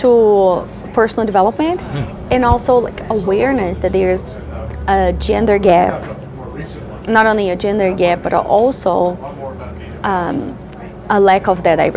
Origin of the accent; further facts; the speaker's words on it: Brazil; English is a second language; moved away as an adult; I'm being from Brazil, left Brazil now 12 years ago